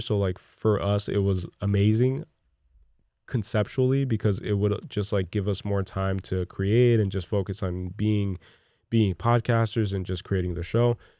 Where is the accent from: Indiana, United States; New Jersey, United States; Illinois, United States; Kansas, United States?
New Jersey, United States; Newark; I grew up in Newark, New Jersey